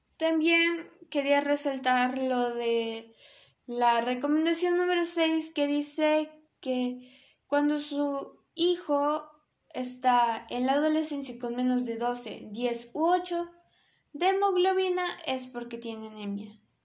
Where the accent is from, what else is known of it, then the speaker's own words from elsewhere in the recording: Peru; Obviamente de Perú, que es donde yo nací. Este es mi país, Perú.